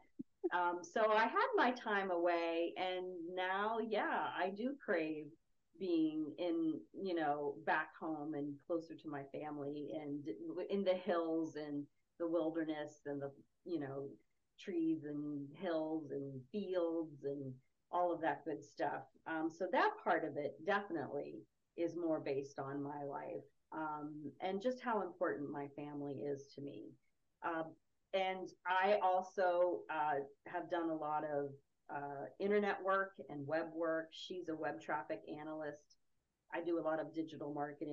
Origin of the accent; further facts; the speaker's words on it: West Virginia, United States; moved away as an adult; also born or lived in Los Angeles / Cleveland; I grew up in West Virginia.